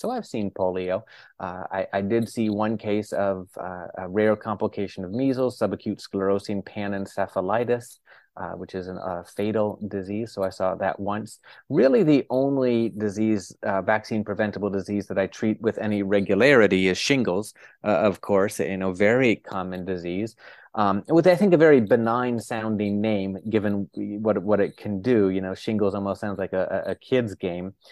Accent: northern Florida, United States; now in New York City, United States; I grew up in Florida, uh, the northern part of the state

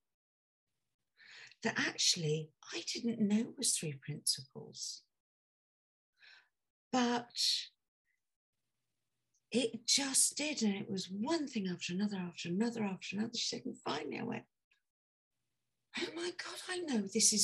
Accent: United Kingdom; also born or lived in near London; I'm British.

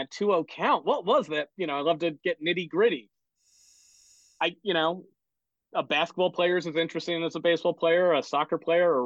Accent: Connecticut, United States; I grew up in Connecticut for the most part

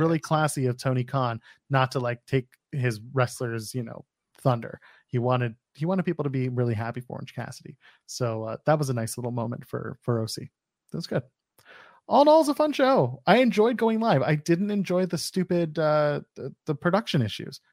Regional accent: Ottawa, Ontario, Canada; Ottawa, Canada, my hometown

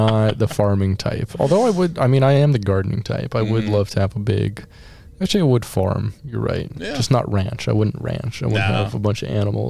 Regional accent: Alaska, United States; I was raised in Alaska, and, needing to have a car at 16 years old

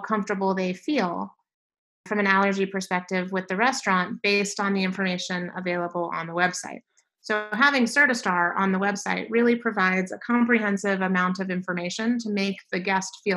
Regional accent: Silver Spring, Maryland, United States; moved away as an adult; also born or lived in Nashville, Tennessee; now in Phoenix, United States; I grew up in the Washington, D.C. metropolitan area, so right on the Maryland side in Silver Spring

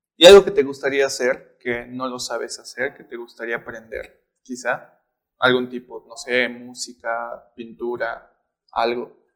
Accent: Bolivia; nosotros como bolivianos

